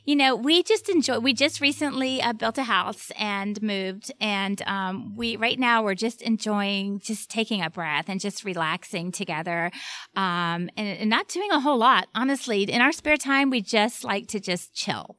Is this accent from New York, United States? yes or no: no; Miami, Florida, United States; moved away; I grew up in Miami, uh, with a single mom